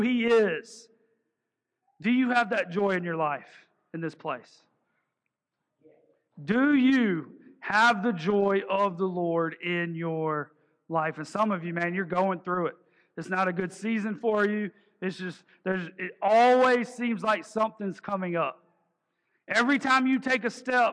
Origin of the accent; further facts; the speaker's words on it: the South, United States; accent: twang; I'm from the South